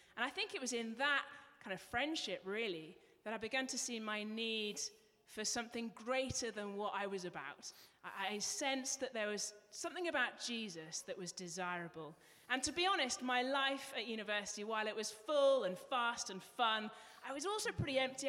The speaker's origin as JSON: {"language": "English", "region": "England", "country": "United Kingdom", "accent": "English", "moved": "yes", "said": "You might be able to pick up from my accent, I'm from England, and because I was English"}